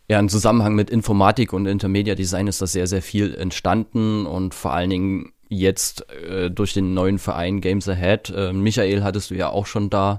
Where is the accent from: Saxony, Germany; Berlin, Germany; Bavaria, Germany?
Saxony, Germany; Königshain-Wiederau; accent: Saxon; moved away as an adult; now in Trier, Germany; Ich bin halt auf dem Dorf groß geworden